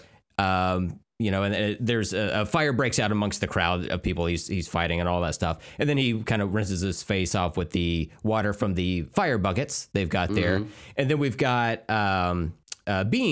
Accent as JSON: {"language": "English", "region": "Oklahoma", "country": "United States", "tie": "born or raised there", "said": "growing up in Oklahoma"}